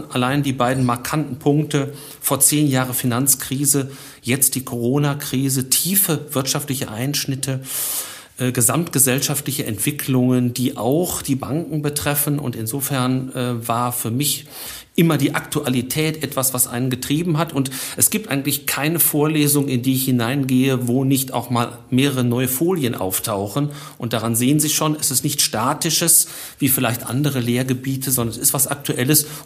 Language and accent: German; Dortmund, North Rhine-Westphalia, Germany; born there; aber als gebürtiger Dortmunder muss ich einfach bei den Schwarz-Gelben bleiben, habe aber auch ganz viel Sympathie für den VfL